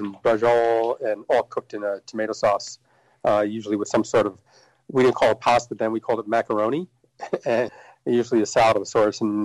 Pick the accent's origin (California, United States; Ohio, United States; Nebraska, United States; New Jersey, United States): New Jersey, United States; Elizabeth; I grew up in Elizabeth, New Jersey, which is kind of the third largest city in New Jersey